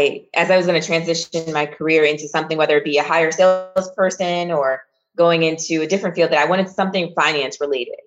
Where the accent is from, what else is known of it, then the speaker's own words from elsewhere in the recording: Lansing, Michigan, United States; moved away as an adult; also born or lived in Philadelphia, Pennsylvania; I grew up in Lansing, Michigan, which is the capital city